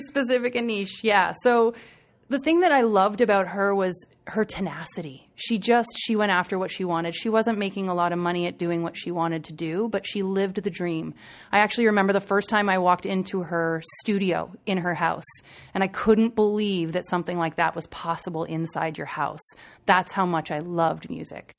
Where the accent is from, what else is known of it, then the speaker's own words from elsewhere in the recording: Waterdown, Ontario, Canada; I grew up in a really small town, uh, just outside of Burlington, Ontario, called Waterdown